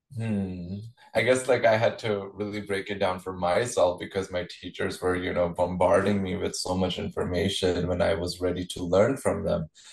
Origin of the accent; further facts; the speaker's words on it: Chandigarh, India; I was born and raised in India. Uh, Chandigarh is the hometown where I was born.